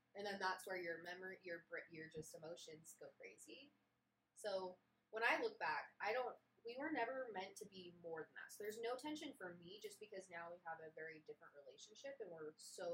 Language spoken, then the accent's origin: English; Utah, United States; I was raised in Utah.